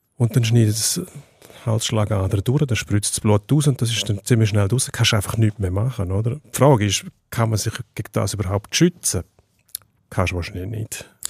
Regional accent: Switzerland; bei uns in der Schweiz

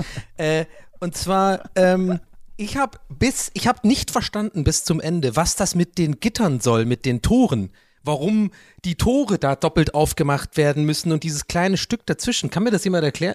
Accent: Dublin, Leinster, Ireland; German is a second language; now in Germany; ich bin in Dublin aufgewachsen und da geboren, bin ja irgendwann nach äh, Deutschland ausgewandert.

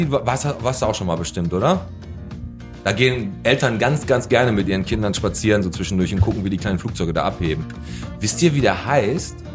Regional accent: Bottrop, North Rhine-Westphalia, Germany; wir kommen beide aus Bottrop. Also ja. ich, ich komme aus Fulmrock

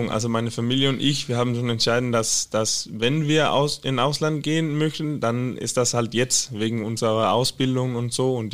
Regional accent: Skive, Central Denmark Region, Denmark; German is a second language; Ja, in Skive. Ich bin in Skive geboren. Das ist so in Midtjylland.

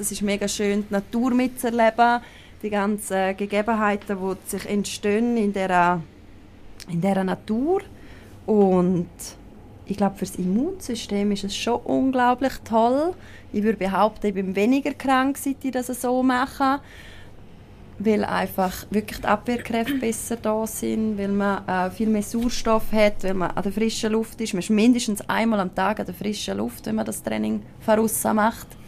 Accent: Graubünden, Switzerland; Ähm, also man hört es ja sehr gut. Also ich komme aus Graubünden.

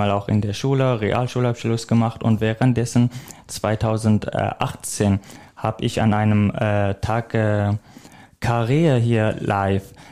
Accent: Iraq; German is a second language; now in Germany; ich komme jetzt mal aus dem Irak. Mhm. Das ist schon eine weite Strecke. Ähm, mein Weg nach äh, Deutschland war auch nicht geplant

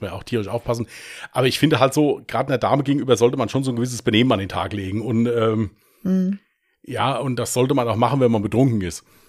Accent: Westerwald, Germany; wie man hier bei uns im Westerwald sagt

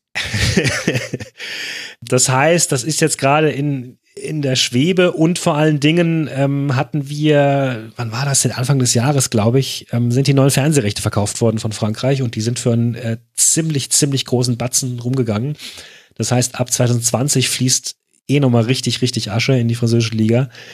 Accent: Germany; als Deutscher

